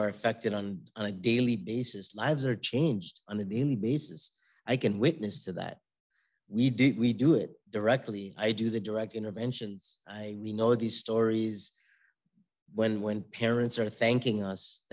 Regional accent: Toronto, Ontario, Canada; also born or lived in Syria; I'm born and raised in Toronto, Canada

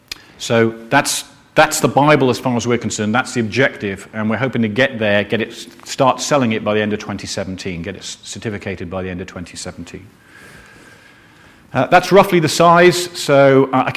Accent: Wales, United Kingdom; I am Welsh and not an Englishman

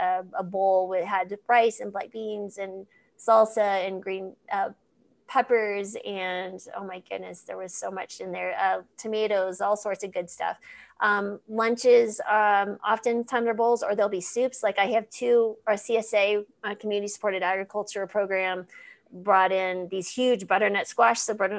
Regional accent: New Mexico, United States; So I grew up in New Mexico.

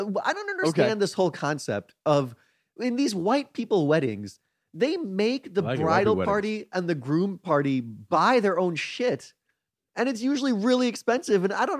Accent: India; Chris is black. I'm Indian.

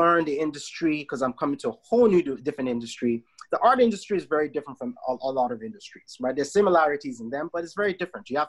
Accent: Nigeria; now in Canada; I am Nigerian, right? Canadian by my mother's side, but I'm very much Nigerian, born and raised in the country.

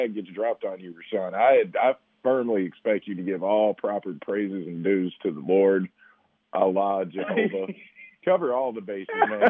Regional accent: Frankfort, Kentucky, United States; That's my hometown Frankfurt's finest right there

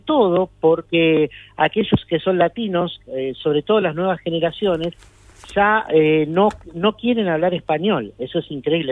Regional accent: Argentina; now in Atlanta, United States; somos argentinos

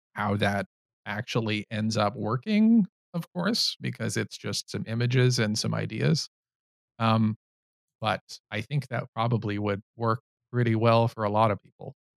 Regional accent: Canada; I'm Canadian

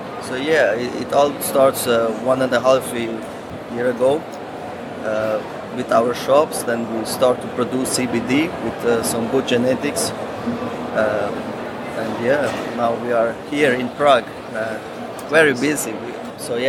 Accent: Switzerland; I am from Switzerland, and I am the CEO of Meritrain Switzerland.

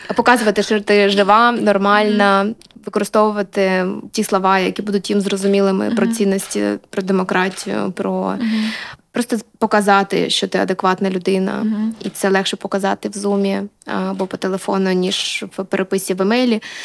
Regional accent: Luhansk, Luhansk Oblast, Ukraine; now in Kyiv, Ukraine; Я з Луганська

